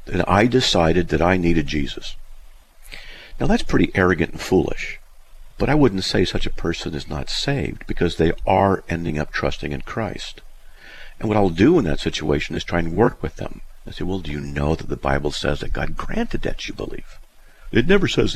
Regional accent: Southern California, United States; I grew up in Southern California

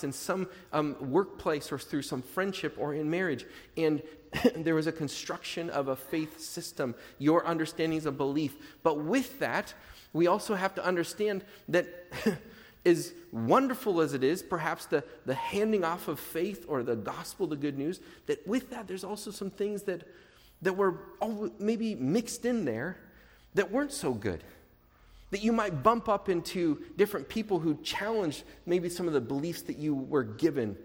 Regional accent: Portland, United States; I grew up in churches in Portland.

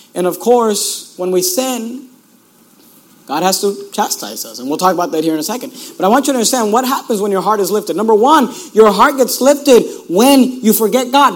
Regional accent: Hayward, California, United States; also born or lived in Sacramento; I grew up in Hayward and uh, Oakland area

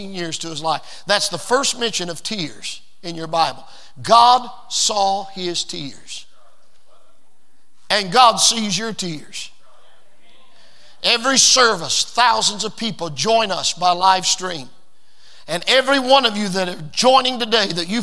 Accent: United States; I was born in America

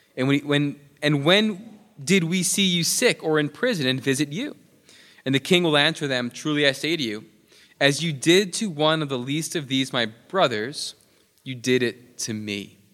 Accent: New York, United States; moved away; I'm from New York

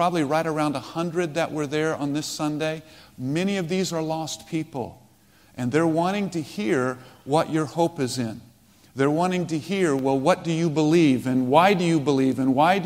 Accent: United States; moved away as an adult; also born or lived in Ukraine; as an American

